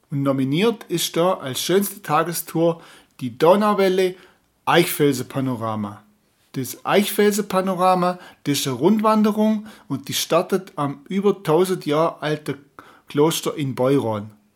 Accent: Böttingen, Baden-Württemberg, Germany; meinen Heimatort Böttingen

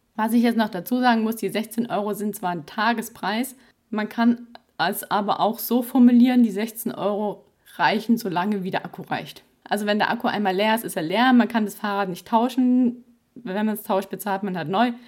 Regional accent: Baden-Württemberg, Germany; bei uns im Ländle

